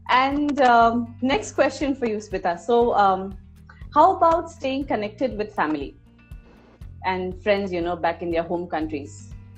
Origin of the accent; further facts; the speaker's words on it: India; since I'm an Indian